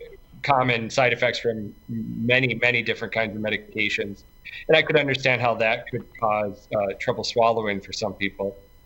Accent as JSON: {"language": "English", "town": "Madison", "region": "South Dakota", "country": "United States", "also_born_or_lived": "Boise, Idaho / Sioux Falls", "lives_now": "Brookings, United States", "said": "And I'm originally from Madison, South Dakota."}